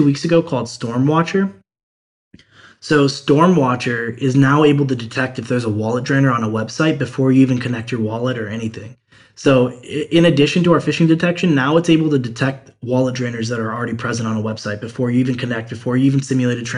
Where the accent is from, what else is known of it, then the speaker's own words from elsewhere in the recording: Cleveland, Ohio, United States; I'm from Cleveland, Ohio